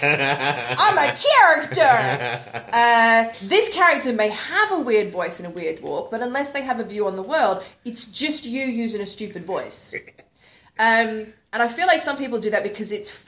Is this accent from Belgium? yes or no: no; Australia; I'm Australian